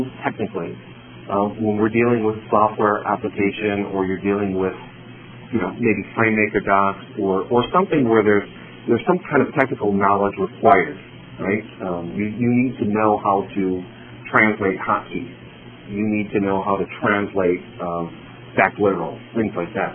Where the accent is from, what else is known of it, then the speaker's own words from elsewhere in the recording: Chicago, Illinois, United States; I was born here in Chicago